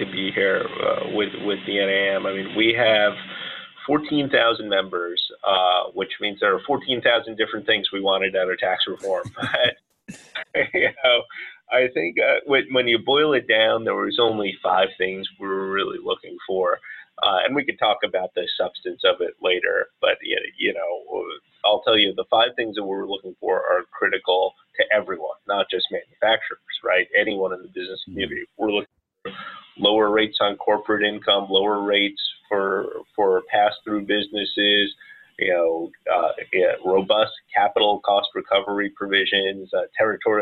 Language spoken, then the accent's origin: English; Yonkers, New York, United States; moved away as an adult; also born or lived in Bronx, New York; now in Washington, D.C., United States; I'm originally from New York, born in the Bronx, grew up in Yonkers, went to high school upstate